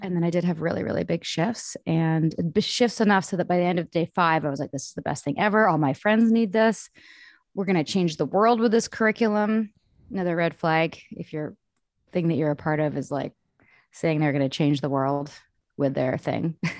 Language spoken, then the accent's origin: English; Vancouver, British Columbia, Canada; I grew up in Vancouver. I'm Canadian, born and raised